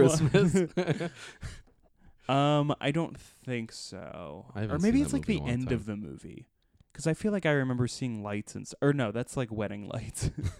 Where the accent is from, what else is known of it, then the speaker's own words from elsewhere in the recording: Philadelphia, Pennsylvania, United States; In the Philly area.